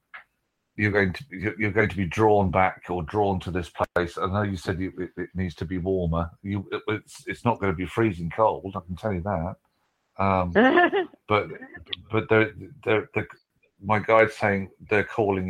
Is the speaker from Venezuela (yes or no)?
no; United Kingdom